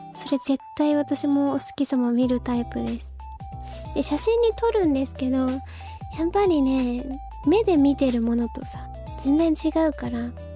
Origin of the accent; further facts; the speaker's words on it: Fukuoka, Japan; now in Tokyo, Japan; 私福岡県出身